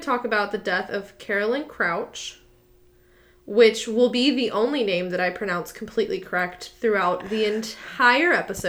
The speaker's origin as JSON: {"language": "English", "region": "Texas", "country": "United States", "said": "this Texan girl"}